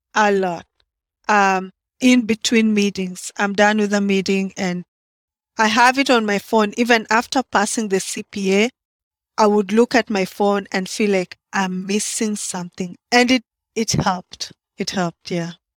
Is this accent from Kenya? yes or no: yes; Kenya; moved away as an adult; now in Baltimore, United States; I'm from Kenya. that's in East Africa.